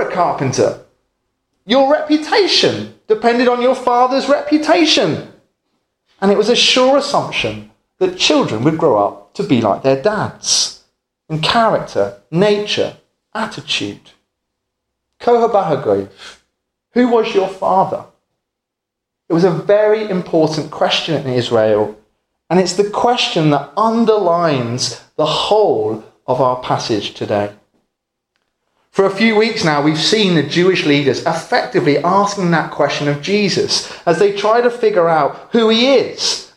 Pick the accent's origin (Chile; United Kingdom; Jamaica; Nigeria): United Kingdom; England; where I come from in England